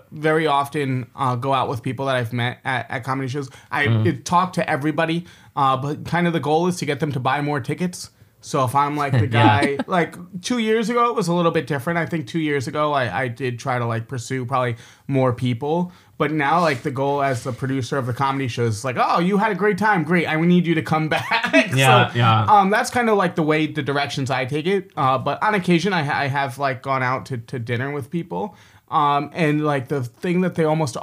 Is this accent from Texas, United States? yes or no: no; New York City, New York, United States; now in Beijing, China; I'm from New York, like I spent so much of my life in New York City